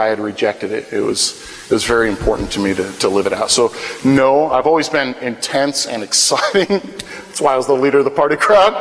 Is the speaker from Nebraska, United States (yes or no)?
yes; Wahoo, Nebraska, United States; moved away as an adult; now in Wichita, United States; I grew up in in Wahoo, Nebraska, which is a town about 30 miles north of Lincoln, about 25 miles west of Omaha, and that's where I grew up all my life